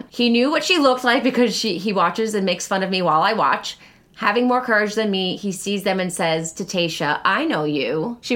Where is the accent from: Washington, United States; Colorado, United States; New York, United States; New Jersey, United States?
New York, United States; Long Island; I work at the great jack o' lantern blaze at Old Bethpage Village Restoration on Long Island. I'm from Long Island.